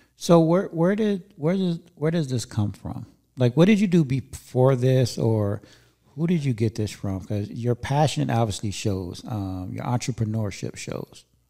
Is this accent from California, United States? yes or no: yes; Inglewood, California, United States; moved away as an adult; also born or lived in Encino / Chatsworth / Northridge / Granada Hills; now in Antelope Valley, United States; I was born and raised in Inglewood